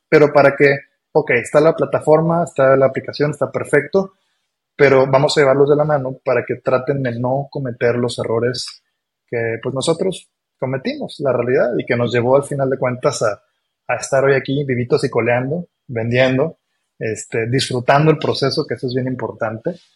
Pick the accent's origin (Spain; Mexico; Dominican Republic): Mexico; also born or lived in Argentina; nací en Argentina, pero yo toda mi vida viviendo en México. Soy más mexicano que el nopal